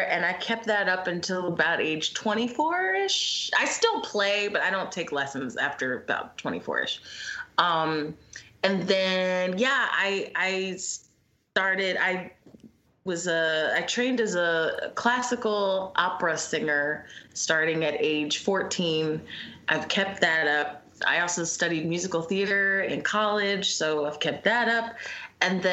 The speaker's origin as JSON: {"language": "English", "town": "Philadelphia", "region": "Pennsylvania", "country": "United States", "tie": "born or raised there", "said": "I'm from Philly. I'm still here"}